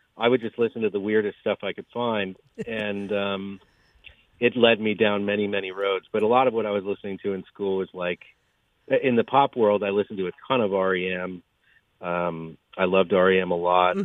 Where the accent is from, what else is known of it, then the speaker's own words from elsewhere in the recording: Germantown, New York, United States; I grew up not far from here, mostly in Germantown.